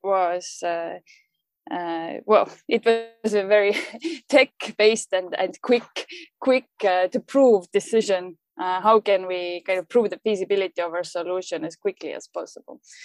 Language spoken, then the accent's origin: English; Estonia; moved away as an adult; also born or lived in London; I moved back to Estonia from London, and and this was actually my my first adult job in Estonia after starting my career in London